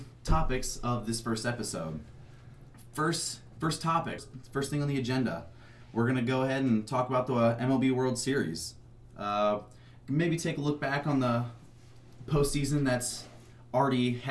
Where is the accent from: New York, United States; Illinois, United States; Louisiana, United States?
Illinois, United States; Southern; I am also from Southern Illinois.